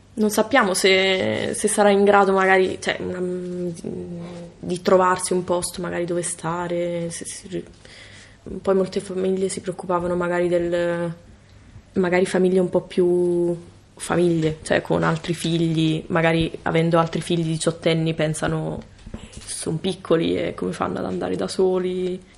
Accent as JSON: {"language": "Italian", "area": "province of Caserta", "region": "Campania", "country": "Italy", "moved": "as an adult", "lives_now": "Bologna, Italy", "said": "sono qui a Bologna per l'università, perché sono di Caserta, cioè la provincia di Caserta"}